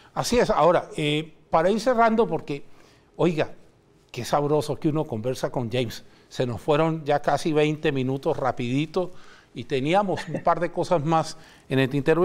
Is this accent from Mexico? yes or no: no; Chile; la nuestra, la chilena